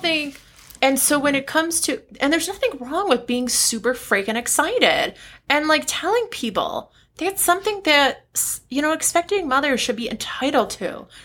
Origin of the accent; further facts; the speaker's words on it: United States; I'm American